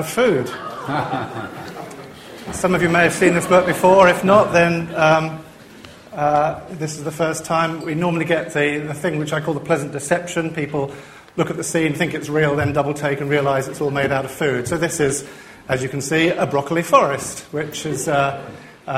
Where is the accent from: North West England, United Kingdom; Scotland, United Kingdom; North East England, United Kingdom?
North West England, United Kingdom; Liverpool; I'm from Liverpool